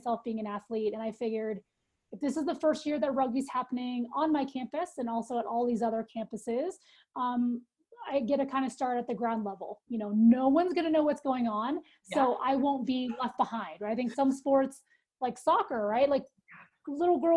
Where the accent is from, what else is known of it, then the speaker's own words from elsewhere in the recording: Northern California, United States; moved away as an adult; now in Colorado, United States; I grew up in Northern California.